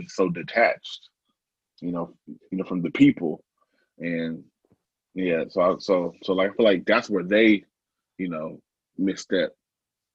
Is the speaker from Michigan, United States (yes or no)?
no; Portland, Oregon, United States; I don't live in Portland, but I live in the Portland area. I'm from Portland though.